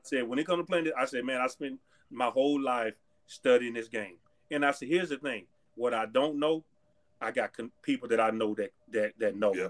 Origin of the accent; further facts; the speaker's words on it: Texas, United States; moved away; I grew up in Texas